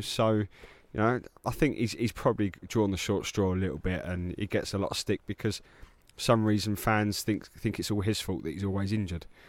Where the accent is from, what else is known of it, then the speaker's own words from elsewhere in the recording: England, United Kingdom; being English